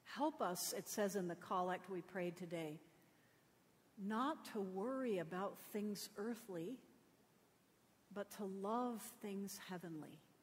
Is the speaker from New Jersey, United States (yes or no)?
no; Connecticut, United States; I grew up in Connecticut